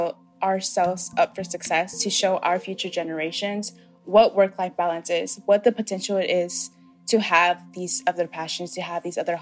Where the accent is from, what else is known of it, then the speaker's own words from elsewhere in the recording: Atlanta, Georgia, United States; I was born and raised here in Atlanta, Georgia